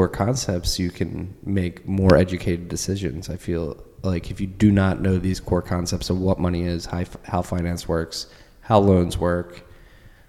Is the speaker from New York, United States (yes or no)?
no; South Jersey Shore, New Jersey, United States; I grew up in the South Jersey Shore